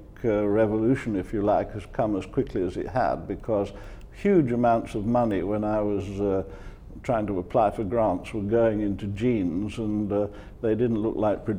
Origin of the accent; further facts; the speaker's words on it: Leeds, Yorkshire and the Humber, United Kingdom; I was born in Yorkshire, in Leeds